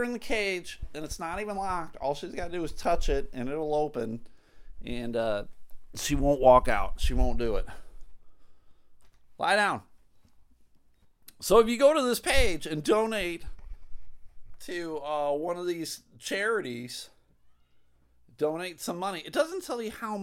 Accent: United States; As an American citizen

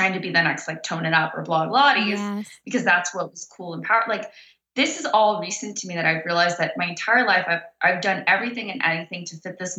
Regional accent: Orange County, California, United States; moved away as an adult; also born or lived in Los Angeles / Cabo San Lucas / Thailand; now in Las Vegas, United States; I'm from Orange County. I grew up in the punk rock scene

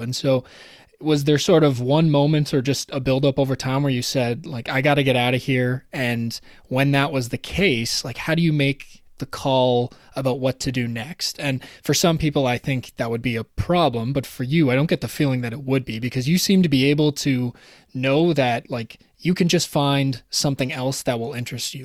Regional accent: Toronto, Ontario, Canada; I was from Toronto, raised in Toronto

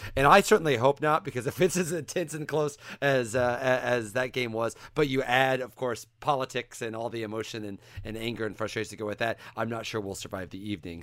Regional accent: Central Illinois, United States; I grew up in Central Illinois

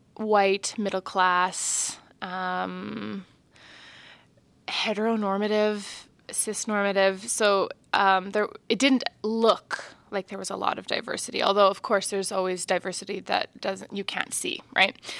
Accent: Martensville, Saskatchewan, Canada; now in Saskatoon, Canada; growing up in Martinsville was really beautiful in some ways.

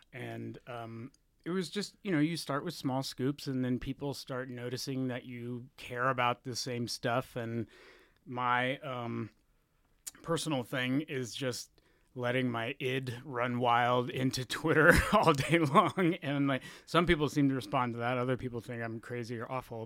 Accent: Texas, United States; moved away as an adult; also born or lived in Florida; now in San Francisco, United States; I was born in Florida, of all places, and then I grew up in Texas, and then I moved here in two thousand four

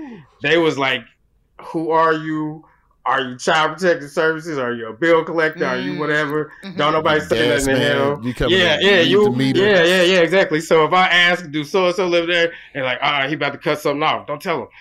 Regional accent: Oklahoma, United States; moved away; I'm from Oklahoma

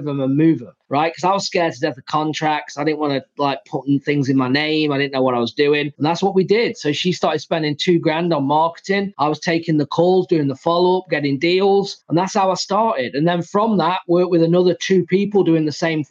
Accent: England, United Kingdom; moved away as an adult; now in United States; I'm from England

